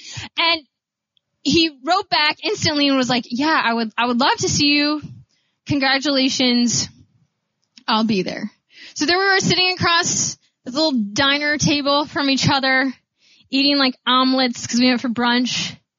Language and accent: English; Grand Rapids, Michigan, United States; I started thinking about my good friend David, who I grew up with in Grand Rapids